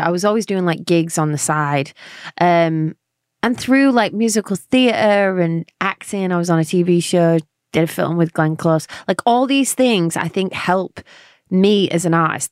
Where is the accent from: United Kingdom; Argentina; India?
United Kingdom; London; accent: London; moved away as an adult; now in Nashville, United States; I'm from England